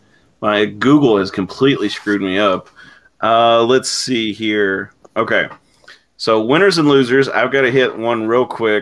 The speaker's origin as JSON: {"language": "English", "area": "Allen County", "region": "Kentucky", "country": "United States", "tie": "born or raised there", "said": "we were growing up in Allen County"}